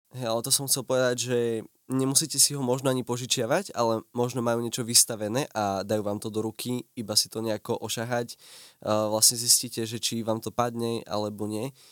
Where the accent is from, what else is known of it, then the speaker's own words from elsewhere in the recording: Prešov, Prešov Region, Slovakia; u nás v Prešove